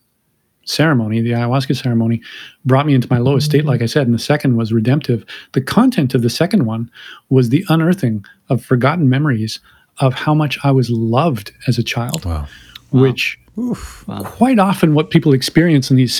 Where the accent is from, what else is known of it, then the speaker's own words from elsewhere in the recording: Canada; I'm Canadian